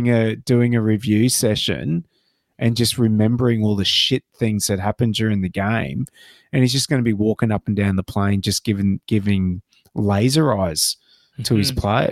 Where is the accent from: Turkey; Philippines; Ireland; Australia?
Australia; Queensland; also born or lived in England; I always used to say Queensland. And they go, "Well, where's that?" I went, "Oh, it's in Australia. Oh, you're from Australia?" And I went, "No, I'm from Queensland."